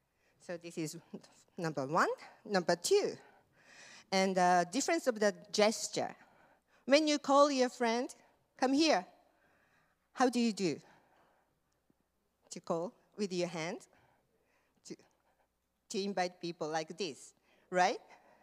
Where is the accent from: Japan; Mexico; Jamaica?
Japan; now in United States; I'm from Japan.